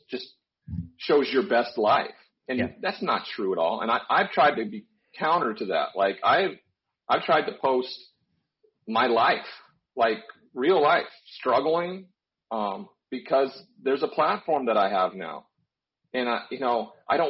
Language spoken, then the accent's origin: English; Montana, United States; I grew up in Montana